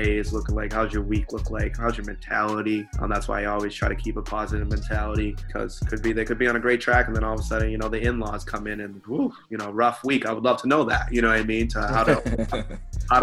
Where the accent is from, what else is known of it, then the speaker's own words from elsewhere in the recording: Stoughton, Massachusetts, United States; now in Bridgewater, United States; I grew up in Stowe, Massachusetts.